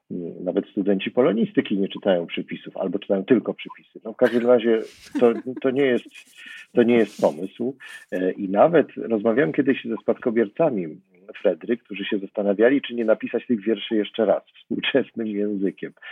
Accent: Zakopane, Lesser Poland, Poland; I ponieważ wychowywałem się w pewnym sensie w Zakopanem, spędzałem tam bardzo dużo czasu

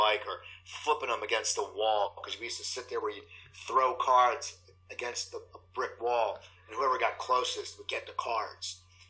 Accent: New Jersey, United States; growing up in New Jersey

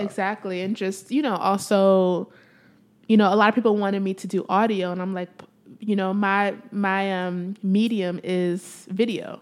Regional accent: Maplewood, New Jersey, United States; also born or lived in San Antonio, Texas / Nigeria (parents); raised in Maplewood, New Jersey

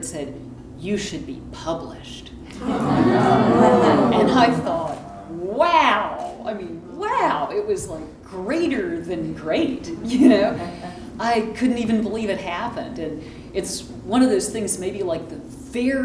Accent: Texas, United States; I grew up in Texas

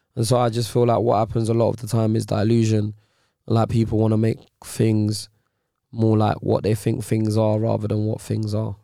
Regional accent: London, United Kingdom; also born or lived in Nigeria; I'm from Nigeria, then I'm from Ends

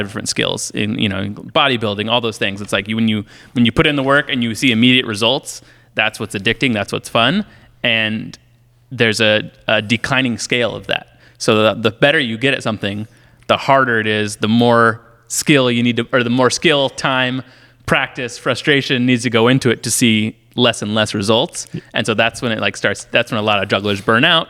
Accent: Illinois, United States; I grew up in Illinois

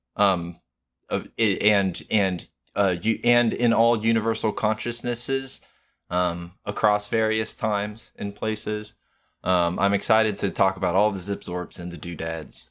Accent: United States; I am American

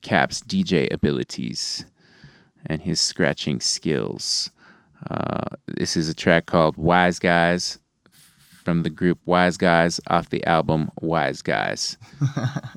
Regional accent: Santa Fe, New Mexico, United States; I'm this like dude from Santa Fe

